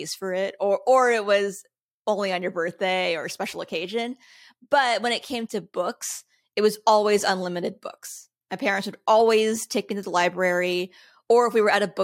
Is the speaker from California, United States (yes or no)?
yes; Los Angeles, California, United States; I was born in SoCal, you know, grew up in Los Angeles